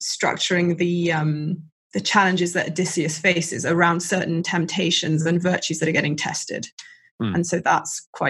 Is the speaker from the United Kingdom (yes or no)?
yes; south Wales, United Kingdom; I've made a traditional Welsh stew because we're from Wales.